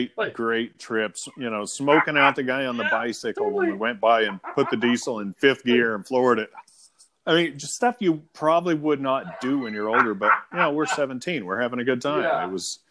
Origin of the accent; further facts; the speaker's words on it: Lakeview, Oregon, United States; also born or lived in La Grande, Oregon; when we were growing up in Lakeview, Oregon